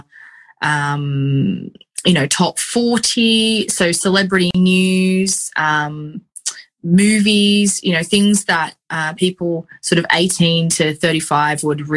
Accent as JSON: {"language": "English", "town": "Sydney", "region": "New South Wales", "country": "Australia", "also_born_or_lived": "Central Coast, New South Wales", "said": "when I was about 14 when I moved to the Central Coast from Sydney"}